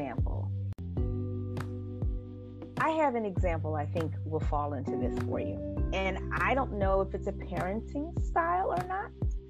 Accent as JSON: {"language": "English", "town": "Beaufort", "region": "South Carolina", "country": "United States", "tie": "born or raised there", "said": "You know, growing up in South Carolina, you're in Beaufort, especially, we had 3 military bases."}